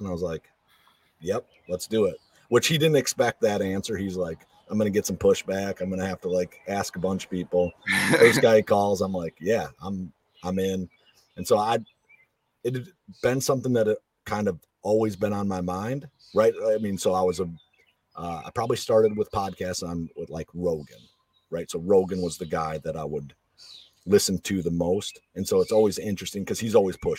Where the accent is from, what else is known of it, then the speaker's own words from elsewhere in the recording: Western Wisconsin, United States; I grew up in Western Wisconsin